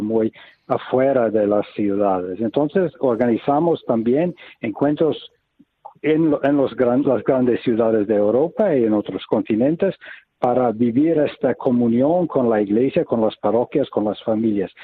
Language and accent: Spanish; United States; now in Taizé, France; Yo vengo de los Estados Unidos